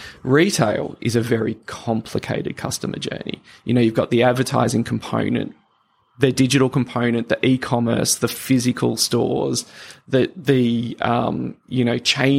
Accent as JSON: {"language": "English", "town": "Sydney", "region": "New South Wales", "country": "Australia", "tie": "born or raised there", "also_born_or_lived": "Papua New Guinea", "said": "I was born in Papua New Guinea and grew up in Sydney"}